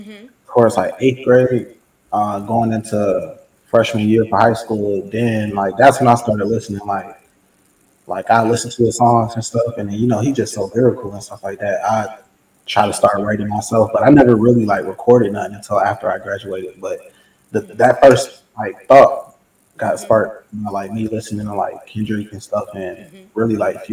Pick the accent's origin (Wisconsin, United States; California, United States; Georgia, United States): Georgia, United States; Atlanta; also born or lived in Alabama; I'm really from Alabama. I was born there, but I moved to like the Atlanta area, DeKalb specifically, and like when I was two. I've just been here ever since.